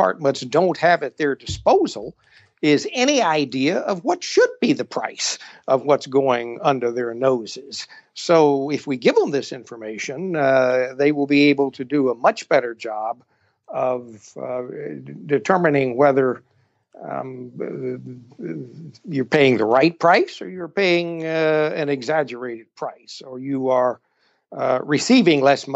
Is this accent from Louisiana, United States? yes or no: yes; Louisiana, United States; moved away as an adult; also born or lived in Georgia / Massachusetts / Lagos, Nigeria; I'm originally from Louisiana.